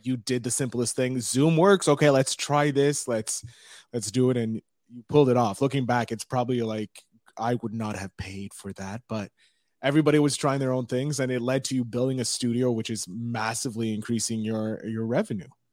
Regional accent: Montreal, Quebec, Canada; I'm from Montreal

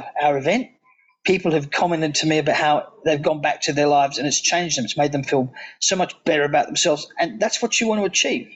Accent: Australia; as an Aussie

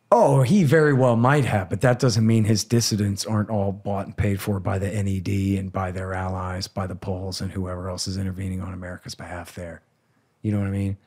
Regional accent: Austin, Texas, United States; I'm from Austin, Texas myself. This is my city here

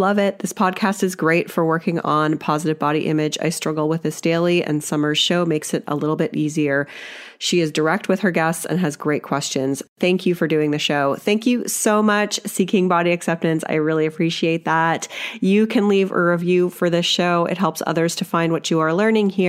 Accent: Canada; as like a Canadian white girl here

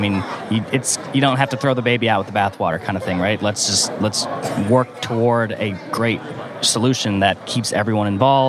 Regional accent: Southfield, Michigan, United States; moved away; I'm from the suburban Detroit area, so Southfield, Michigan

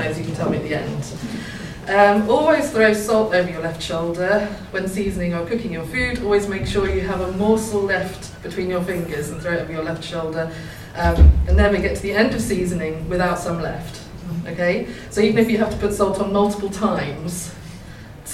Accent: Thurlton, near Haddiscoe/Norfolk marshes, East of England, United Kingdom; also born or lived in Norwich; I grew up in Thirlton, which is like on the marshes near Edam

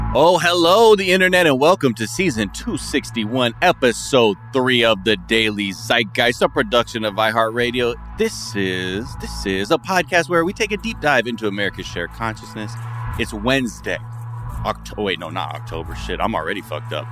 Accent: San Fernando Valley, California, United States; I'm from the San Fernando Valley

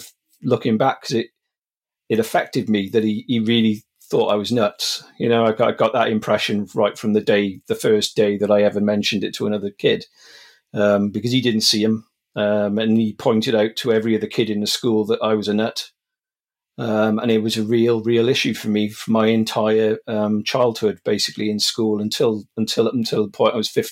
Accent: Wales, United Kingdom; also born or lived in Monmouthshire; I'm from Wales. I live in Monmouthshire now, but I've lived all over South Wales in the UK.

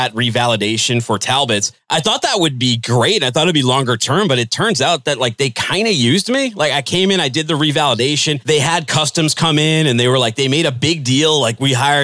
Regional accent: Boston, Massachusetts, United States; grew up in the suburbs of the Boston area

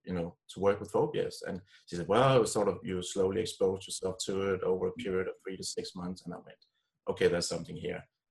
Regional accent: Copenhagen, Capital Region of Denmark, Denmark; I grew up here in Copenhagen, in Denmark

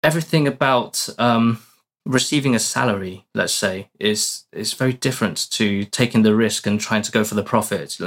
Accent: United Kingdom; moved away as an adult; now in Portugal; studied in the UK for my whole life, as you can probably tell by my accent.

